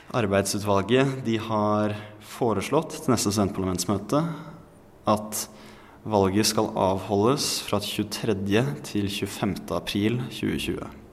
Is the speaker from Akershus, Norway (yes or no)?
yes; Bærum, Akershus, Norway; now in Oslo, Norway; hjemstedet mitt og der jeg har vokst opp